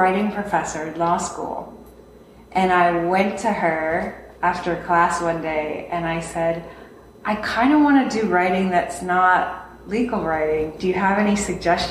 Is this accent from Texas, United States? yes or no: yes; Austin, Texas, United States; I'm from Austin.